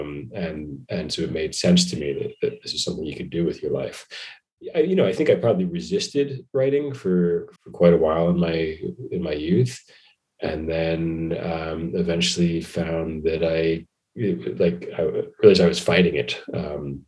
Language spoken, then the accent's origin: English; Long Island, New York, United States; moved away as an adult; also born or lived in Los Angeles; I grew up in New York. Yeah. I grew up in the suburbs on Long Island